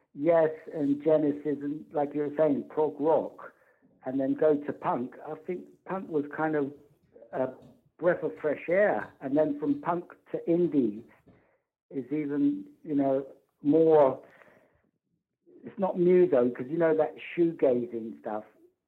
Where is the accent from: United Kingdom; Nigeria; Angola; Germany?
United Kingdom; London; I said, I come from London.